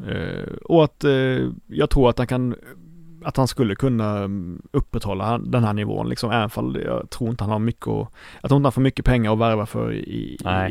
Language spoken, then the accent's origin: Swedish; Blekinge, Sweden; jag kommer från Blekinge